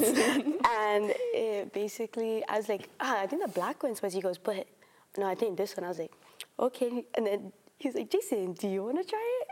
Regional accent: Oahu, Hawaii, United States; moved away as an adult; now in Oregon, United States; I'm a third year, and I'm from Oahu.

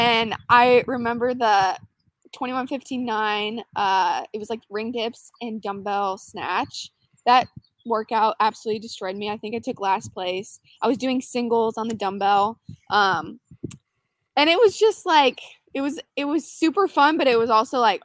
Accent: Wixom, Michigan, United States; moved away as an adult; also born or lived in Utah; now in Georgia, United States; I grew up in Michigan, a city called Wixom. It's about like 30 minutes outside of Detroit

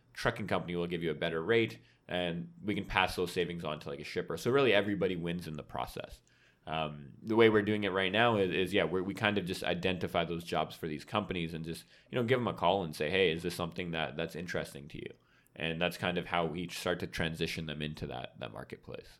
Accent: Vancouver, British Columbia, Canada; moved away as an adult; born and raised in Vancouver

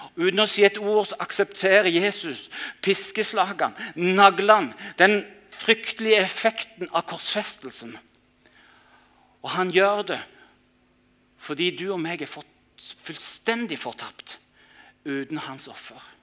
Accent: Mandal, Agder, Norway; hjembyen min Mandal

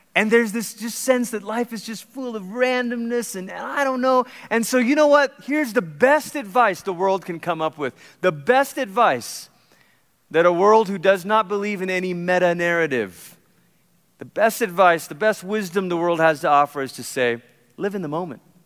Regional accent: Malaysia; moved away; I grew up in Malaysia

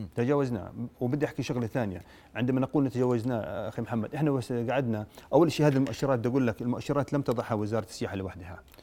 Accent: Jordan; عندنا في الاردن

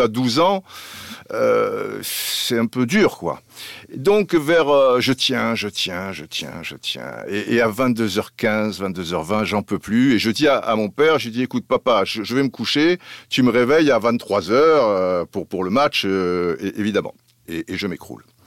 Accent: Cannes, Provence-Alpes-Côte d'Azur, France; also born or lived in Brazzaville / Antilles; en étant canois

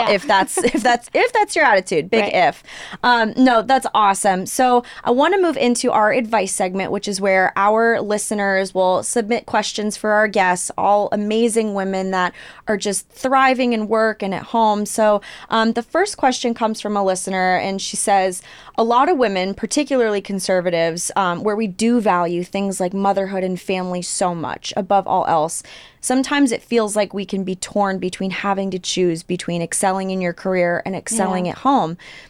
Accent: California, United States; now in Texas, United States; I'm not a native Texan. I'm a Californian. Don't come after me in the comments.

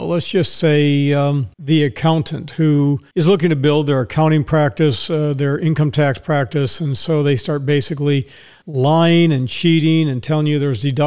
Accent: Dallas, Texas, United States; now in Ocala, United States; Dallas, Texas, which is my hometown

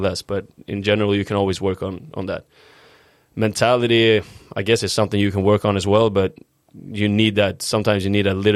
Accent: Uppsala, Uppsala County, Sweden; English is a second language; moved away as an adult; also born or lived in Östersund, Sweden / Stockholm, Sweden; we moved to my current town and where I believe is my hometown and where I grew up in Uppsala.

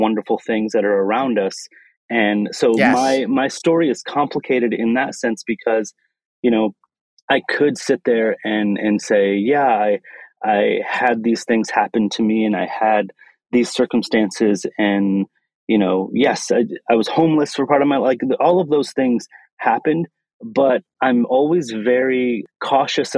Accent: Lansing, Michigan, United States; So I come from Lansing, Michigan, born and raised in the Midwest

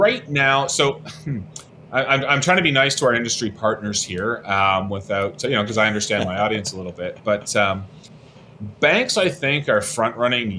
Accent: London, Ontario, Canada; I'm from London

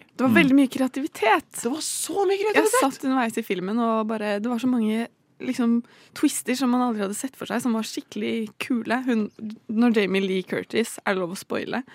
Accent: Bærum, Akershus, Norway; jeg kommer jo fra Bærum, og der er det obligatorisk med mer merkevæske fra mm. ungdomsskolen

